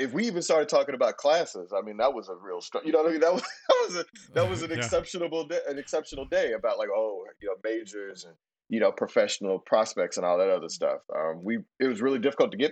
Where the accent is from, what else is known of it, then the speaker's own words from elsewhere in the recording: Houston, Texas, United States; I didn't even know people on the other side of town when I was growing up in Houston